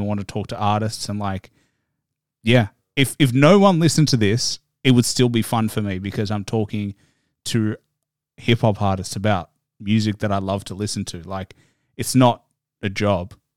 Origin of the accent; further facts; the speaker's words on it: Australia; you know I'm Australian